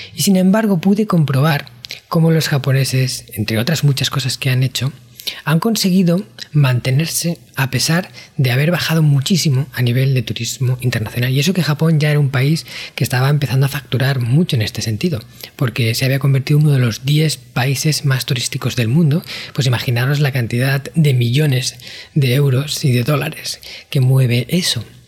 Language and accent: Spanish; Spain; yo en mi país, España